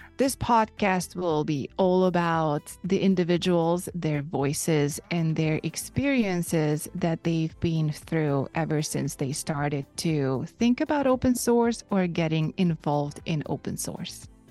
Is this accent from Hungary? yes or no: yes; Hungary; first language Hungarian; English is a second language; I'm from Hungary, so that's my first language